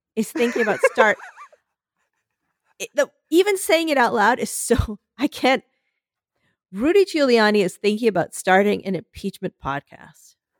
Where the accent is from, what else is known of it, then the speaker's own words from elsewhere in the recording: Philadelphia, Pennsylvania, United States; I'm from Philadelphia